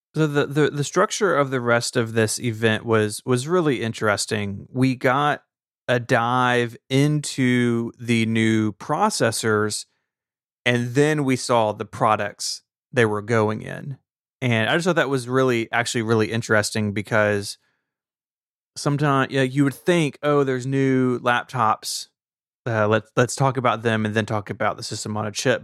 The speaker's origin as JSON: {"language": "English", "region": "Tennessee", "country": "United States", "said": "I'm from Tennessee"}